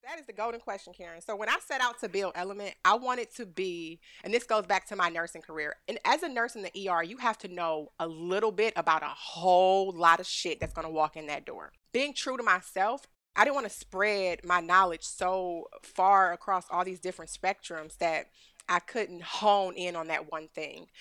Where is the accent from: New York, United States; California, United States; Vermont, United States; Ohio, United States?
Ohio, United States; Cleveland; now in Austin, United States; I'm from Ohio, I'm from Cleveland, Ohio. I got a Midwest hustle that's unmatched